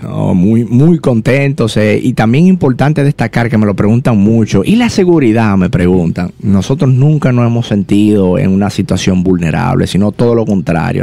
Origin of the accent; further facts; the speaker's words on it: Dominican Republic; hay tantos barrios en mi país que tienen potencial